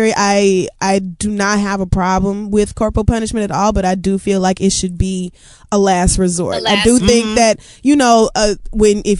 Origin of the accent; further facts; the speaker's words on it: Oklahoma, United States; moved away; That was a real thing that we grew up with in Oklahoma